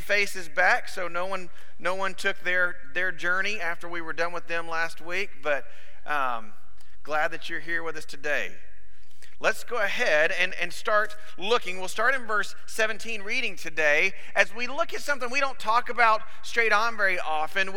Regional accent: Ashford, Alabama, United States; I was born in a little town called Ashford, Alabama, which was a suburb of Dothan, Alabama, which is just in South Alabama

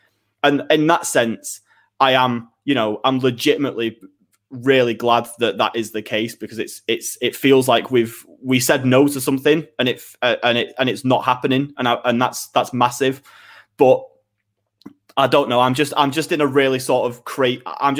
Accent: Manchester, North West England, United Kingdom; we're from Manchester, so we're better fans than you nonsense.

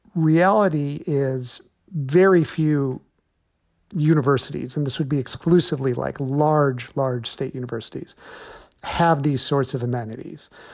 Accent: Illinois, United States; my home state of Illinois

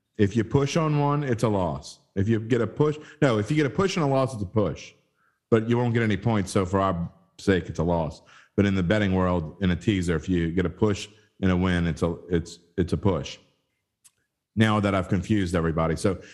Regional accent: New Orleans, Louisiana, United States; accent: Yat; we're both from the West Bank. So if we talk a little funny to some of you people out there, it's because we're Yats through and through

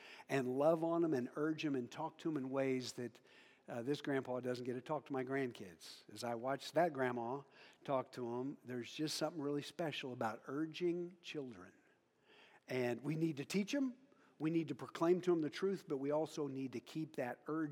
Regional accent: Western Kansas, United States; I'm from Western Kansas. Talked to farmers today. I'm a farm kid, not a rancher.

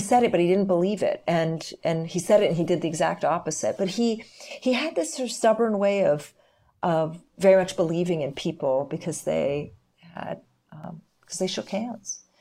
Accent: Canada; now in Israel; I was born in Canada

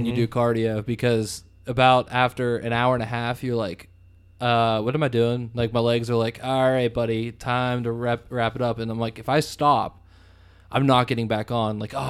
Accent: Pennsylvania, United States; I mean, we're all from Western Pennsylvania.

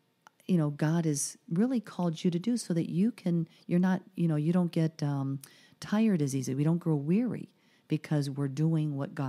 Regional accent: Caracas, Capital District, Venezuela; born there; I mean, I was born in Venezuela in Caracas, so I have a lot of Latin in me

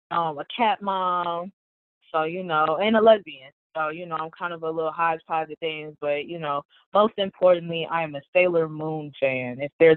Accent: Chicago, Illinois, United States; moved away as an adult; now in Champaign, United States; Yeah, I'm from Chicago, but I'm in Central Illinois for college

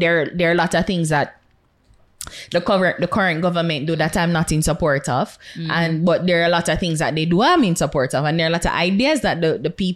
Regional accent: Jamaica; as a Jamaican and as a citizen of this country

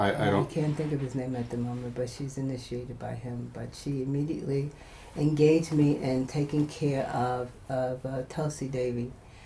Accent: New York City, New York, United States; moved away; I'm originally from New York City.

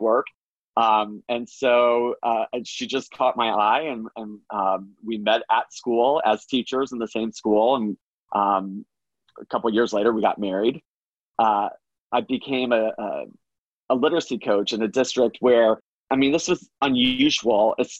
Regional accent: Orlando, Florida, United States; I grew up in Florida. I grew up in Orlando, actually, not too far away from Disney World

